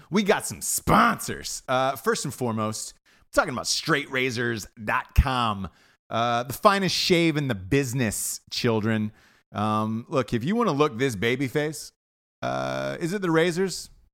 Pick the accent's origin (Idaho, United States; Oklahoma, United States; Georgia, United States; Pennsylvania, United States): Georgia, United States; Atlanta; moved away; I'm from, I'm from Atlanta.